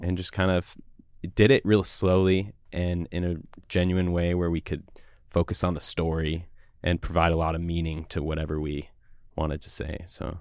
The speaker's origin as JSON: {"language": "English", "town": "Woodinville", "region": "Washington", "country": "United States", "tie": "born or raised there", "also_born_or_lived": "Seattle", "said": "I grew up actually in, in, like, Woodinville area."}